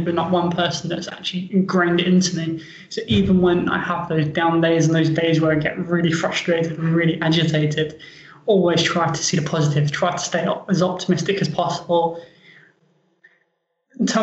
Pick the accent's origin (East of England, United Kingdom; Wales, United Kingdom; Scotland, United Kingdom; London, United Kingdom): London, United Kingdom; moved away; I'm from London, England. I was born and raised in London